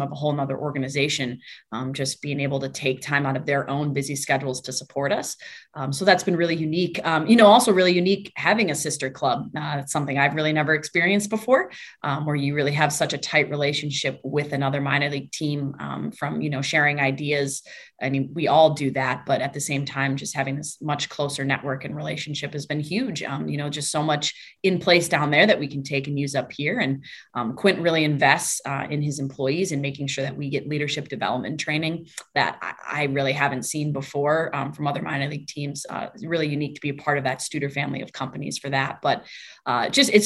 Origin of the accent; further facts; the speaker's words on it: Wisconsin, United States; accent: Midwest; moved away as an adult; now in Beloit, United States; It's nice to be back in the Midwest. My accent is back in full force now that I've been back here.